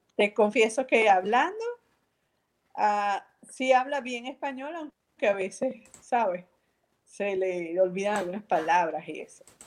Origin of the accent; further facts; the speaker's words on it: San Diego, Carabobo, Venezuela; also born or lived in Valencia, Venezuela; yo originalmente soy de Valencia, Valencia, o sea, la ciudad, pero muy pequeña, como de 10 años, 11 años, estoy en San Diego, en la Esmeralda.